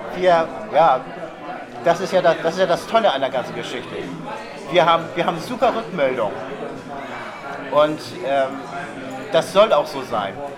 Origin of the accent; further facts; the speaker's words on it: Hamburg, Germany; also born or lived in Cuxhaven; bin ich an Blankes groß geworden. Also tiefstes Elbwasser